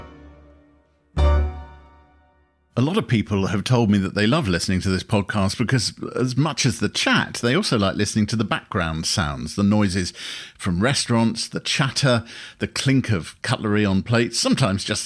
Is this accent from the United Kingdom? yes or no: yes; Harrow, London, United Kingdom; we both grew up in the London borough of Harrow